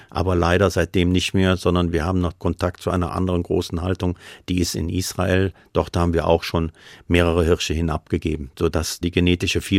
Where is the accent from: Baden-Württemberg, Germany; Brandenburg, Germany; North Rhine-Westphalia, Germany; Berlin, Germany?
North Rhine-Westphalia, Germany; accent: Rhineland; Färbung meiner Aussprache ein bisschen ins Rheinland geht. Und ich bin natürlich auch dort aufgewachsen. Ich komme aus Nord am Rhein.